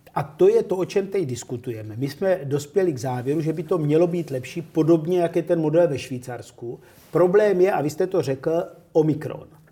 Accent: Czechia; ale jsme Češi.

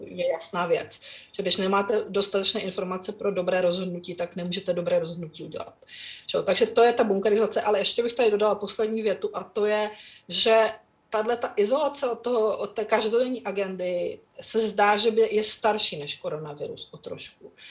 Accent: Czechia; kteří jsme vyrostli za Československa

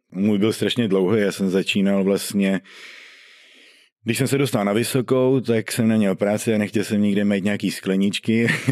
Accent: Sulovice, Czechia; Já jsem ze Sulovic.

